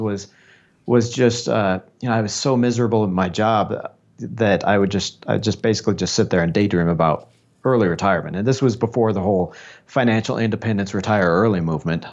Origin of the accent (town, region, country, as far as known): Des Moines, Iowa, United States; born or raised there; now in Colombia